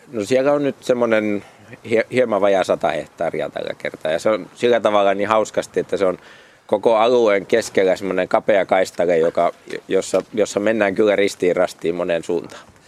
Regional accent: Paimio, Southwest Finland, Finland; olen syntyperäinen paikkakuntalainen

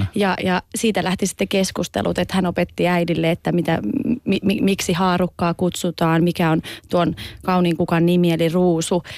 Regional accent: Oulu, North Ostrobothnia, Finland; born or raised there

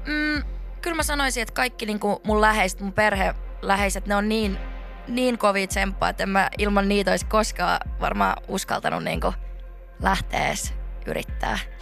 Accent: Laihia, Ostrobothnia, Finland; also born or lived in Vaasa, Finland / Seinäjoki, Finland / Lahti, Finland; now in Helsinki, Finland; Pohjanmaalta. Mä oon niinku Vaasasta alun perin, sitten muutin semmoiselle pienelle paikkakunnalle siihen viereen kuin Laihia

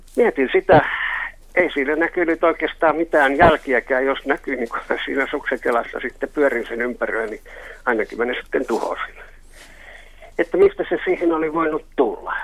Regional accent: Helsinki, Uusimaa, Finland; also born or lived in Karjalohja; olen helsinkiläinen

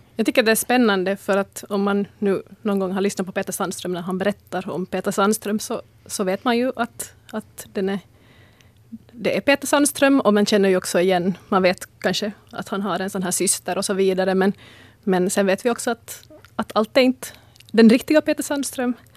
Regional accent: Ostrobothnia, Finland; Jag är österbottning

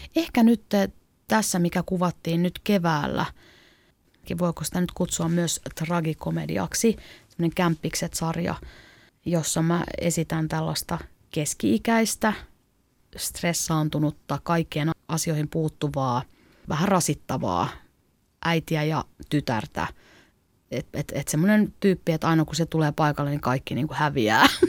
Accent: Klaukkala, Uusimaa, Finland; moved away as an adult; also born or lived in Helsinki; mä oon kasvanut maalla Klaukkalassa

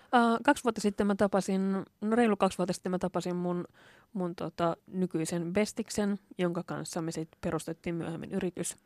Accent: Lahti, Päijät-Häme, Finland; moved away as an adult; also born or lived in Turku; mä oon, oon kasvanut Lahdessa

